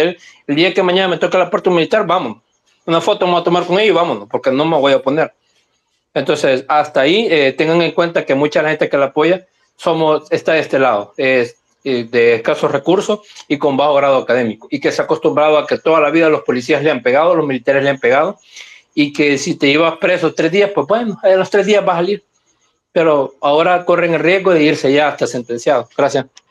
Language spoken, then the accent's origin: Spanish; San Salvador, El Salvador; A mí que crecí en San Jacinto